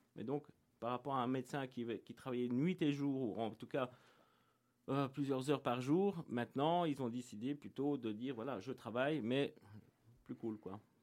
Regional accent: Tournai, Wallonia, Belgium; moved away; also born or lived in Mons; je suis belge à l'origine

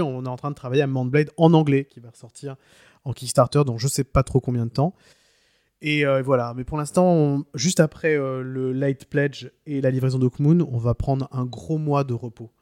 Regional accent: France; chez nous en France

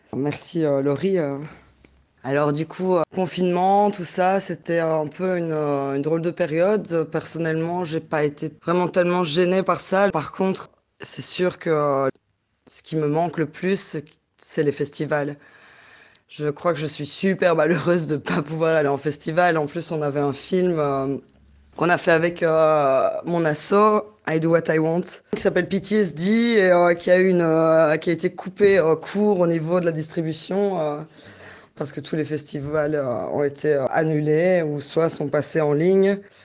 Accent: Liège, Wallonia, Belgium; also born or lived in Brussels; je suis retournée vivre à Liège, ma ville natale

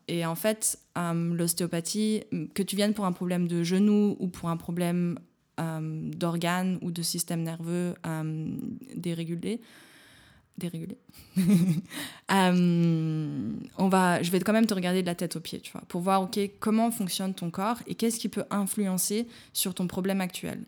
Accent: Jura mountains, Bourgogne-Franche-Comté, France; moved away as an adult; also born or lived in Chambéry; now in Berlin, Germany; moi je viens des montagnes du Jura, je suis pas loin des Alpes. Quand j'étais gamine, euh, c'était normal qu'il fasse moins 20

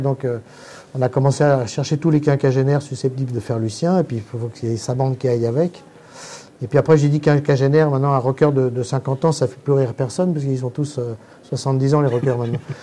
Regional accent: Paris, Île-de-France, France; Pour ne pas me faire repérer en tant que parisien

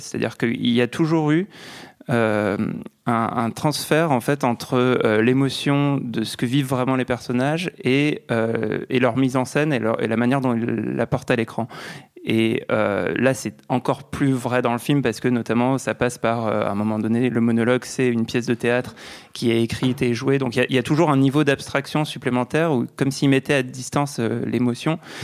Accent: France; accent: French; avec mon petit accent français

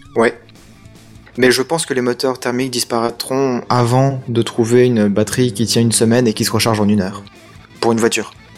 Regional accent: France; moi je suis français

